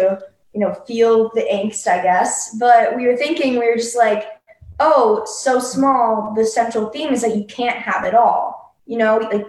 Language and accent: English; Chicago, Illinois, United States; growing up in the Chicago music scene